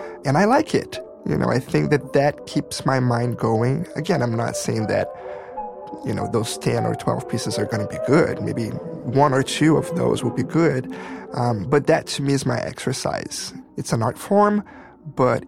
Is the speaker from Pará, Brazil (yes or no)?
no; Rio de Janeiro, Brazil; moved away; also born or lived in Sao Paulo / Dallas / Chicago; I was born and raised in Rio de Janeiro.